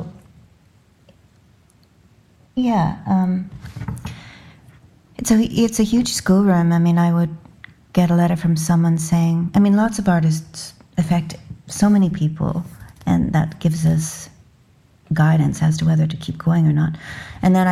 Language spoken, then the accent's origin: English; Canada